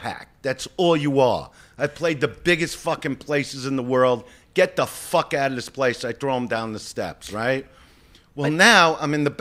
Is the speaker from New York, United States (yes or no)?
yes; New York City, New York, United States; I was from Brooklyn.